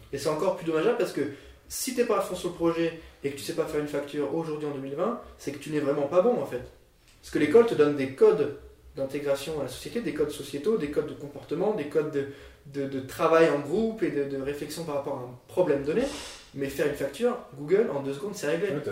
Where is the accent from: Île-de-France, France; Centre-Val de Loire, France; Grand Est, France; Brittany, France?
Grand Est, France; Nancy; moi je viens de Nancy, du coup j'ai fait un bac L